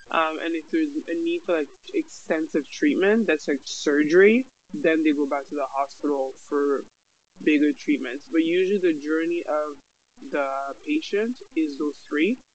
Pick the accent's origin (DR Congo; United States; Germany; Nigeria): DR Congo; Kinshasa; now in Canada; I'm originally from Congo, Kinshasa, right in the middle of Africa. Um, my family immigrated uh, Canada like 20 years ago.